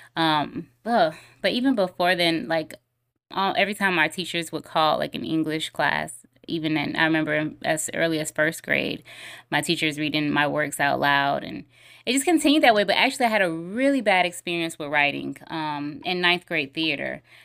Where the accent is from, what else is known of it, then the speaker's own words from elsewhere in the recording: Clayton County, Georgia, United States; also born or lived in Henry County, Georgia / Atlanta; I grew up in Clayton County, but I, I went to high school in Henry County, so I went to Stockbridge High School